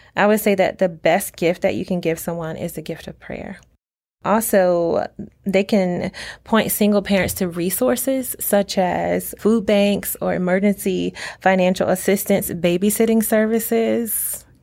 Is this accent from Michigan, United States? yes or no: no; Norfolk, Virginia, United States; I was born and raised in Norfolk, Virginia.